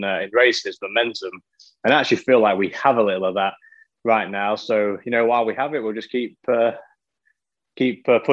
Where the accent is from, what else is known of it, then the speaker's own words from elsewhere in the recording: Lincoln, East Midlands, United Kingdom; moved away; Lincoln, my hometown, is a, you know, pretty small city, you know, with inside the UK